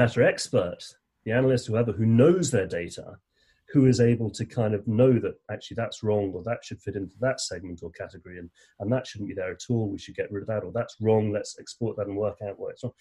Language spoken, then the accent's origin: English; England, United Kingdom; I'm English